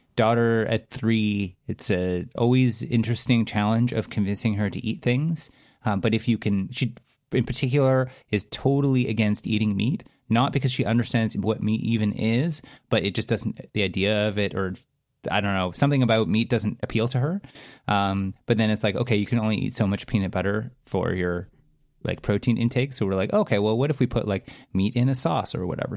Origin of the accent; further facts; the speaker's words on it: Canada; as English-speaking Canadians